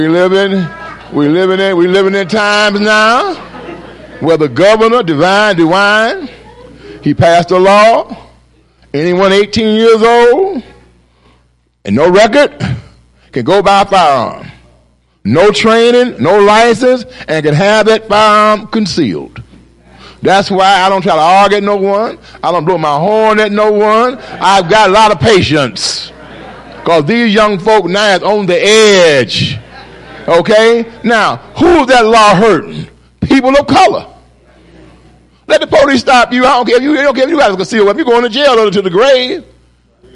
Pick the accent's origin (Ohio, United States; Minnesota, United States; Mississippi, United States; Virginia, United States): Ohio, United States; Cleveland; I grew up in Glenville neighborhood